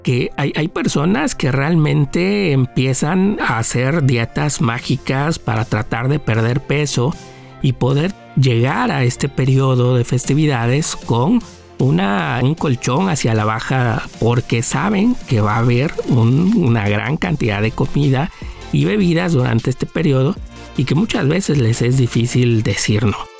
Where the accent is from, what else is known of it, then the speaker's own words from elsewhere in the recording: Mexico; nosotros como mexicanos